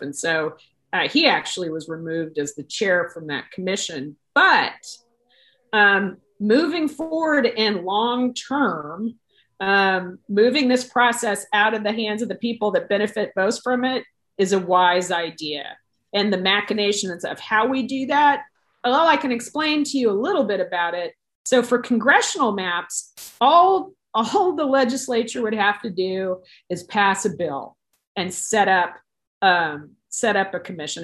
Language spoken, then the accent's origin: English; Texas, United States; as a Texan